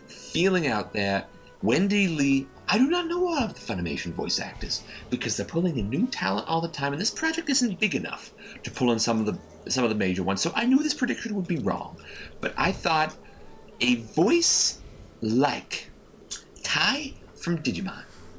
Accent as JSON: {"language": "English", "country": "Canada", "said": "excuse me for being a Canadian with common sense values"}